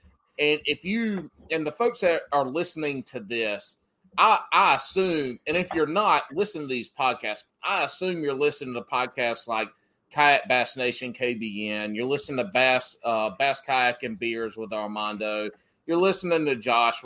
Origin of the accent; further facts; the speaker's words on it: the South, United States; growing up in the South